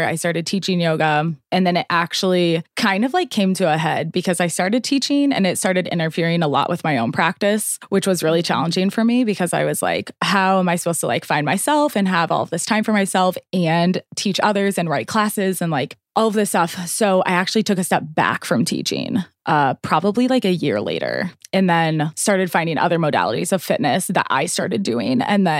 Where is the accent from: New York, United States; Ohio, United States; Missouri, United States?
Missouri, United States; St. Louis; I was born and raised in St. Louis.